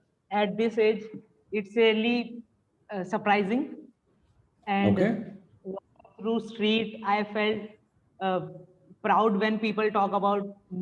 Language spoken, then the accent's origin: English; Kanpur, Uttar Pradesh, India; I am from India, Kanpur, UP.